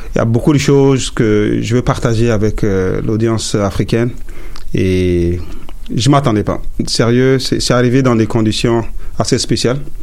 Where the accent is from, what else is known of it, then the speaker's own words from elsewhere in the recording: Chad; first language Sara; French is a second language; now in Montreal, Canada; je viens du Tchad